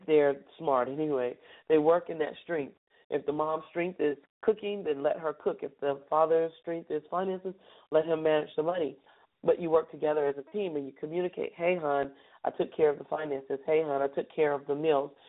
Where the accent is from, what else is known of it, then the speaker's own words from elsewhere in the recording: Charlotte, North Carolina, United States; we're going to start in my hometown